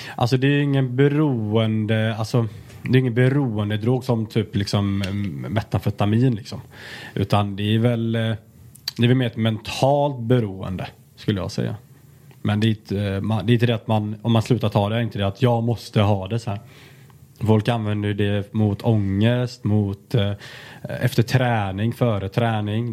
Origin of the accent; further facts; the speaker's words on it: Alingsås, Västra Götaland, Sweden; moved away; jag kommer från Alingsås, liksom, en liten stad